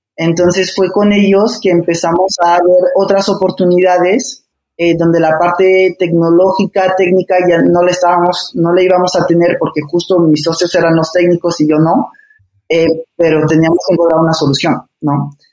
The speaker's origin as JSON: {"language": "Spanish", "country": "France", "tie": "born or raised there", "also_born_or_lived": "Barcelona, Spain / Puebla, Mexico", "moved": "as an adult", "lives_now": "Mexico", "said": "nací en Barcelona, eh, crecí en Francia casi toda mi vida"}